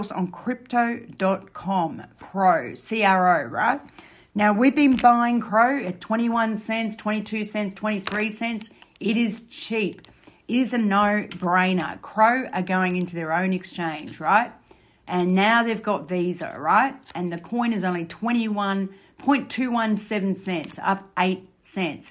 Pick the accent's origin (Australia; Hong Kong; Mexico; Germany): Australia; I'm Australian